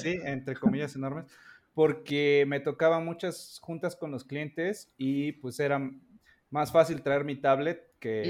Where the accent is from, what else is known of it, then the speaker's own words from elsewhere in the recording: Orizaba, Veracruz, Mexico; moved away; yo donde vivía, en Orizaba, Veracruz